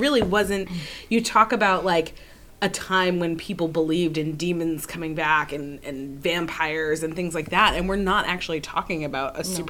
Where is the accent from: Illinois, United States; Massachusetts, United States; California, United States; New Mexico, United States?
Massachusetts, United States; I went to school in Massachusetts